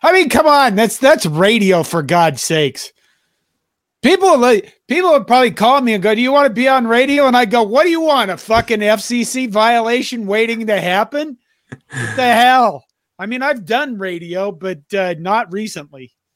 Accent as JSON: {"language": "English", "town": "Curtis", "region": "Nebraska", "country": "United States", "tie": "born or raised there", "said": "I grew up with her in Curtis, Nebraska"}